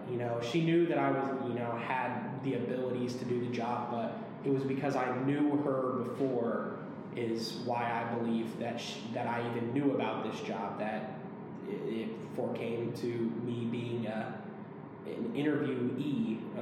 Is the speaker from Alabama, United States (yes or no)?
no; Henderson, Nebraska, United States; also born or lived in Aurora, Nebraska; growing up in Henderson